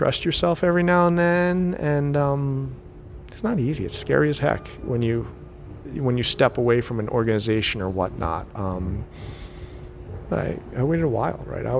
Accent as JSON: {"language": "English", "country": "United States", "said": "I'm American"}